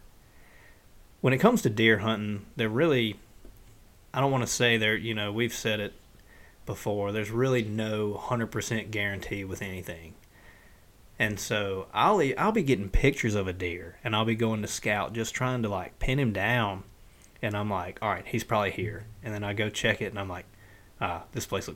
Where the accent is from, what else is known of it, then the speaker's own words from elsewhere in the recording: the Delta, United States; I'm from the Delta, and I hunt in the Delta